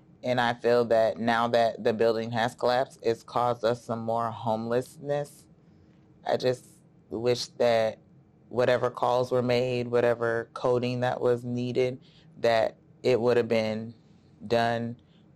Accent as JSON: {"language": "English", "town": "Davenport", "region": "Iowa", "country": "United States", "tie": "born or raised there", "said": "I was born and raised in Davenport, Iowa"}